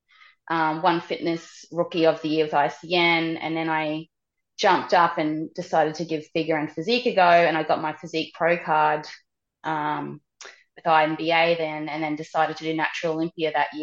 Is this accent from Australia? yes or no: yes; Australia; I was from Australia